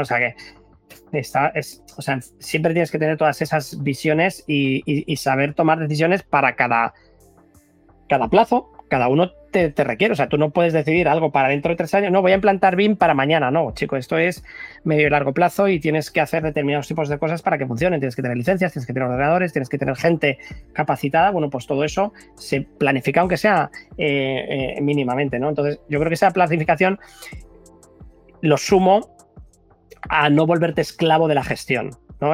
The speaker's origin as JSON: {"language": "Spanish", "region": "Basque Country", "country": "Spain", "said": "somos vascos"}